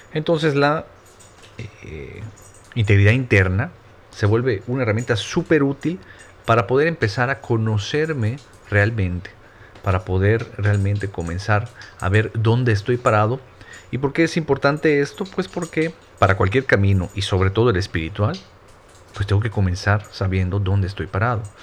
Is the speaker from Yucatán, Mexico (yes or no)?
yes; Mérida, Yucatán, Mexico; yo soy yucateco, soy de medida Yucatán, al sur de México